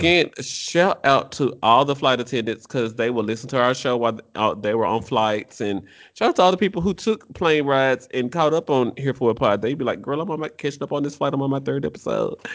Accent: United States; I'm American

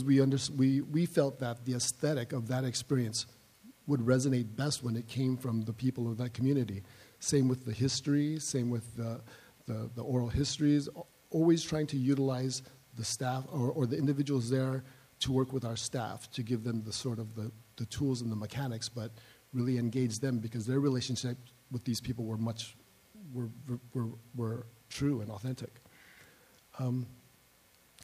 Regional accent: Los Angeles, California, United States; I'm a native-born Angeleno

